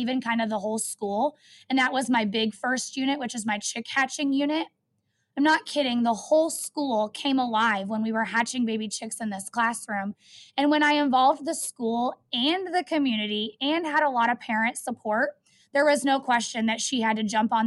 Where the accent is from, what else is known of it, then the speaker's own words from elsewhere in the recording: Van Wert, Iowa, United States; also born or lived in Maryville, Missouri; I actually was born and raised right here around Southern Iowa in Van Wert, Iowa